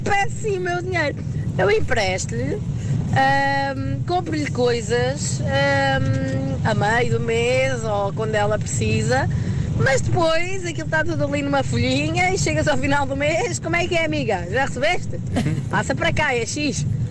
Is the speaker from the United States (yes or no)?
no; Pontével, Portugal; sou de Pontevel